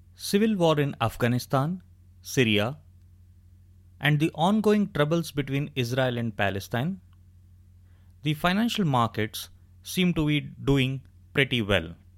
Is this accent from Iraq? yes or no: no; India; I am extremely proud to have been born and brought up in India